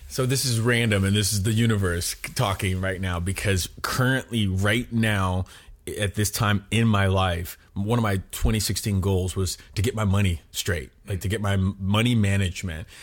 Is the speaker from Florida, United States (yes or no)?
yes; Miami, Florida, United States; moved away as an adult; also born or lived in Chicago; We moved to Florida, Miami, Florida, when I was five years old, um, and I basically did all my schooling and everything in Florida till I was 18.